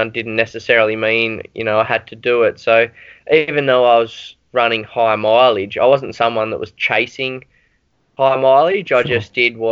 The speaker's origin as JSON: {"language": "English", "country": "Australia", "said": "as an Australian"}